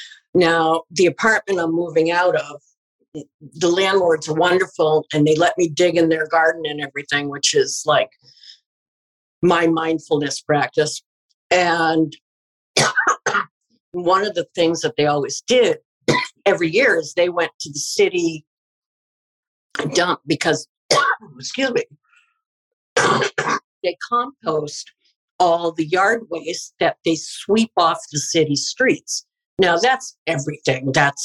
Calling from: Massachusetts, United States; I'm coming in from Massachusetts, actually. I'm Jillian's mom. And I just moved back to Western Mass, which is like my favorite place in the world.

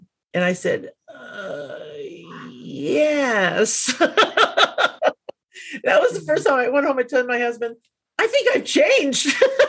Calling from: Annapolis, Maryland, United States; I'm just outside of Annapolis, Maryland.

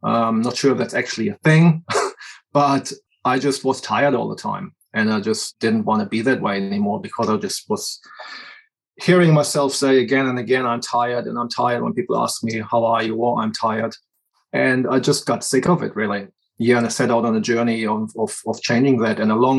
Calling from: New Zealand; I'm calling in from New Zealand.

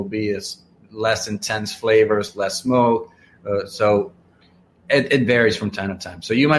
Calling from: Dominican Republic; I am reporting in from Dominican Republic.

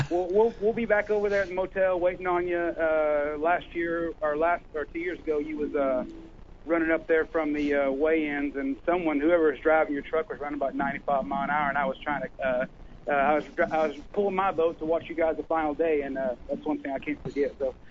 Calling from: Oklahoma, United States; from Oklahoma.

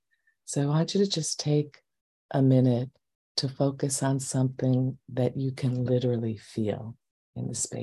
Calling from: New York, United States; I'm coming from New York and we've had some very heavy air.

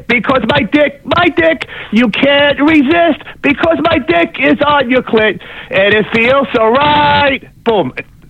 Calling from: New Jersey, United States; Hey, James … from Jersey.

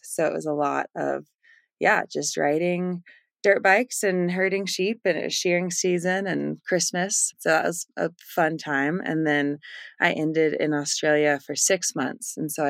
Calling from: Montana, United States; I am in Montana, central Montana.

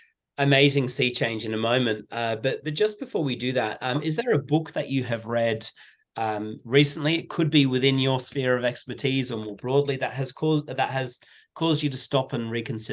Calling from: Sydney, New South Wales, Australia; Like I said, I'm calling in from Sydney, Australia, in the bottom half of the world.

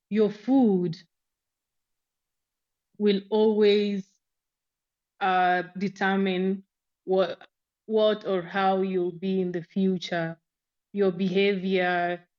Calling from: Nairobi, Kenya; I'm speaking from Nairobi, Kenya.

